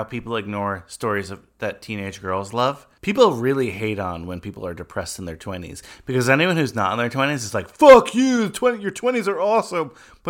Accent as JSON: {"language": "English", "region": "New York", "country": "United States", "said": "as like a New Yorker of Latin descent."}